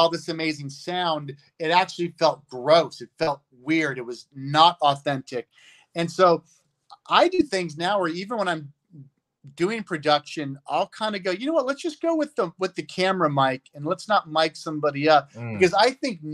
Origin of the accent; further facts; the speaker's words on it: United States; I'm an American growing up in America